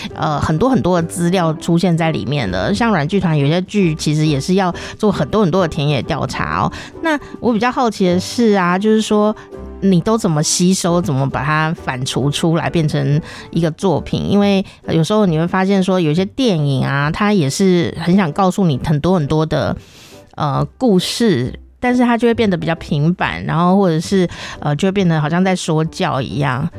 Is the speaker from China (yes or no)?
no; Taichung, Taiwan; also born or lived in Taipei; 像我是在台中